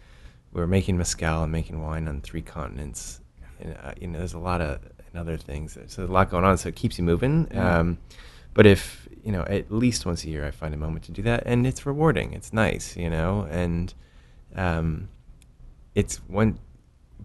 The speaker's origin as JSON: {"language": "English", "town": "Tucson", "region": "Arizona", "country": "United States", "tie": "born or raised there", "moved": "as an adult", "lives_now": "Colorado, United States", "said": "I grew up in Tucson, and we were in Sonora, Mexico, literally every weekend my whole life"}